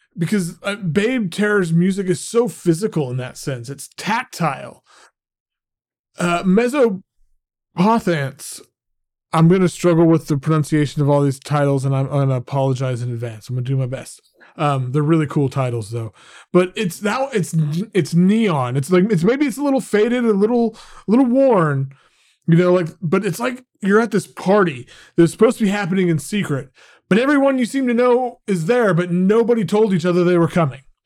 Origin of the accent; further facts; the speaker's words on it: Oklahoma, United States; being in Oklahoma, growing up in Oklahoma